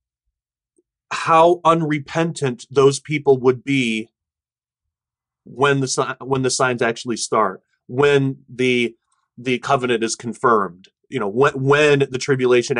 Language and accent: English; United States; our American, you know, perspective